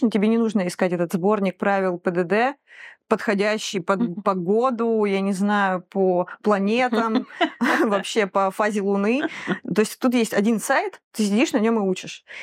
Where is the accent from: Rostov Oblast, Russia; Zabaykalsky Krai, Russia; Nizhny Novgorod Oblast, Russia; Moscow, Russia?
Rostov Oblast, Russia; Rostov-on-Don; То есть, во-первых, я доехала до Ростова. Ростов мой родной город, класс.